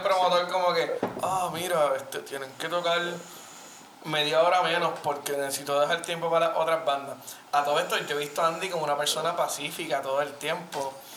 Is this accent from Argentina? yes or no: no; Vega Baja, Puerto Rico; mi pueblo natal, Vega Baja.